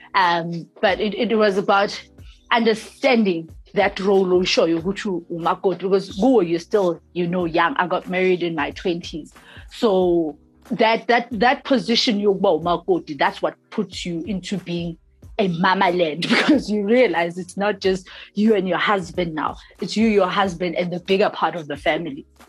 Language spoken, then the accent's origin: English; Soweto, Gauteng, South Africa; a girl born and bred in Soweto